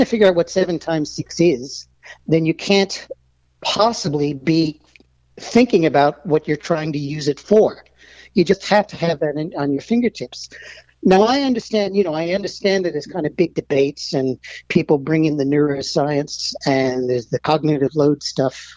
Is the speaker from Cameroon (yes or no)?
no; Melbourne, Victoria, Australia; also born or lived in United States / Stanford; I grew up in Melbourne. Um, I'm American